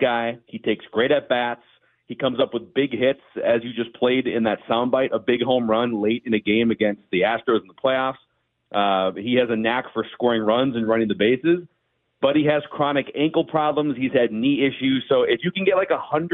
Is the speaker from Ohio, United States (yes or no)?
no; Minnesota, United States; also born or lived in Queen Anne, Seattle; I'm from Minnesota.